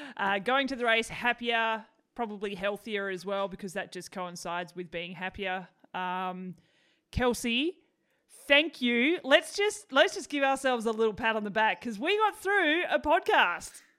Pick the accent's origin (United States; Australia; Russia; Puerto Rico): Australia; Tasmania; now in Melbourne, Australia; I grew up in Tassie